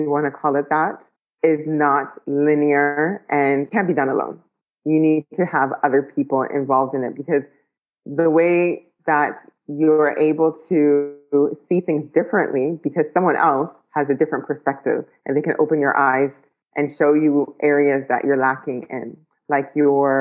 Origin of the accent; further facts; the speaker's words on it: Ottawa, Ontario, Canada; moved away; also born or lived in Ghana / United Arab Emirates; growing up in Ottawa to moving to Ghana to moving to the UAE.